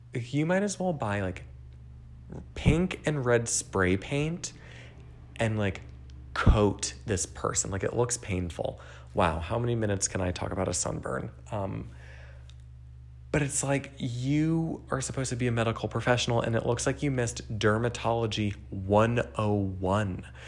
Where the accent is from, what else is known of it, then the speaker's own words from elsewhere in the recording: New Jersey, United States; I grew up in New Jersey